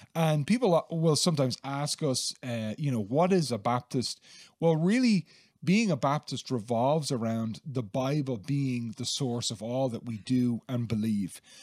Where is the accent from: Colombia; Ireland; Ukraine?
Ireland; Dublin, Leinster; now in Gorey, Ireland; I grew up in Dublin, and I, I live now in Gorey County, Wexford